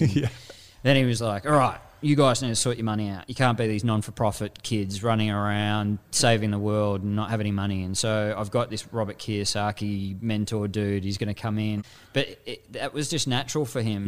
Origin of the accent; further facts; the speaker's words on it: Frankston, Victoria, Australia; I had this dichotomy growing up in Frankston